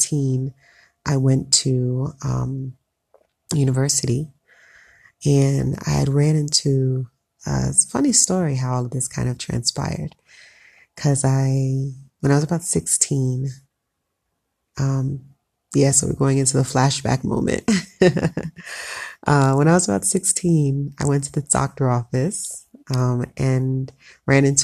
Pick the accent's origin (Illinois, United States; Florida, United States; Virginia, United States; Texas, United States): Florida, United States; South; moved away as an adult; now in Ethiopia; I grew up in South Florida, two parents who were both Jamaican, so I'm Jamaican descent, first generation American